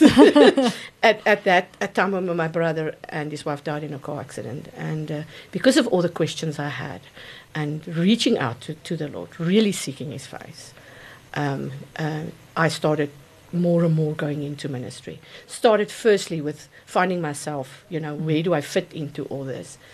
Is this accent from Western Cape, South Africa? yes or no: no; Gauteng, South Africa; also born or lived in Mokopane (Potgietersrus), Limpopo; we moved to to Gauteng area, and that's my, basically where I grew up and I worked.